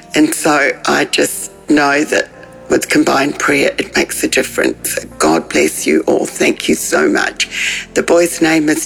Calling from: Melbourne, Victoria, Australia; I'm calling from Melbourne, Australia

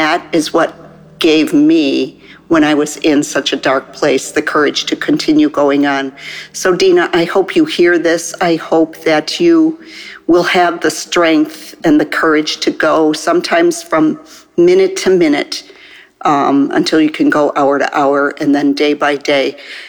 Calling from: Chicago, Illinois, United States; I'm calling from the Chicago area.

